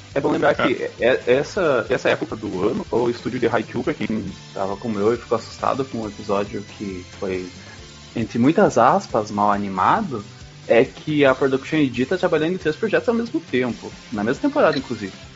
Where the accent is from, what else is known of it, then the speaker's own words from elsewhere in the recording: Brazil; eu sou brasileiro